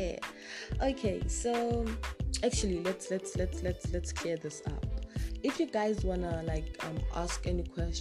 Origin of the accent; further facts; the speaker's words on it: North West, South Africa; now in Pretoria, South Africa; I come from South Africa. I am originally from Northwest, but I currently stay in Pretoria.